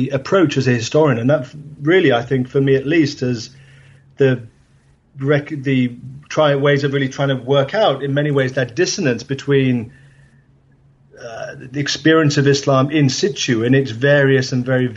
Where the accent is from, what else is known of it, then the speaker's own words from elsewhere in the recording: England, United Kingdom; where I grew up in England